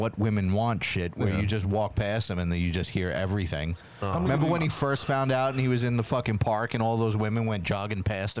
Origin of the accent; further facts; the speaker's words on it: Wisconsin, United States; I'm from Wisconsin.